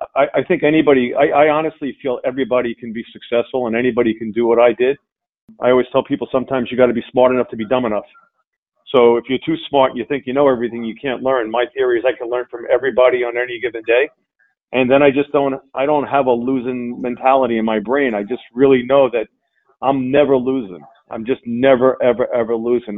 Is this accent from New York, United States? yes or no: yes; Long Island, New York, United States; I grew up on uh, Long Island uh, with a with a single mom